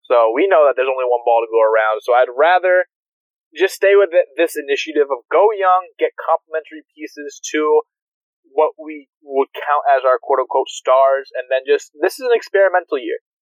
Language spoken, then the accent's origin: English; Massachusetts, United States; I grew up in Massachusetts all my life.